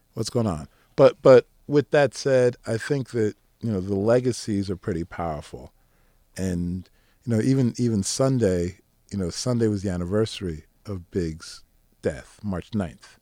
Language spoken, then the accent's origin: English; East Coast, United States; now in New Jersey, United States; I live in Jersey. I'm from the East Coast